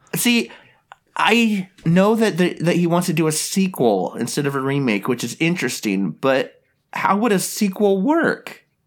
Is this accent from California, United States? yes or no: yes; Visalia, California, United States; I grew up uh, in my hometown's Visalia, California